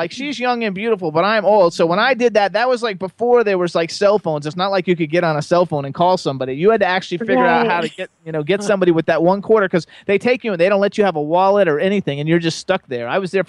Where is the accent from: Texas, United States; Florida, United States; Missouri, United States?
Florida, United States; South; I'm a native Floridian. I grew up in South Florida